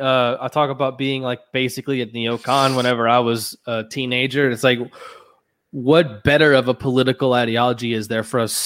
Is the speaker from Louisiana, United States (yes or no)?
yes; Louisiana, United States; now in Georgia, United States; I'm in Georgia. But I'm from Louisiana.